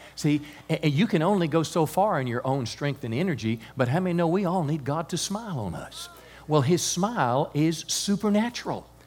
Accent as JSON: {"language": "English", "country": "United States", "said": "I'm grateful as an American"}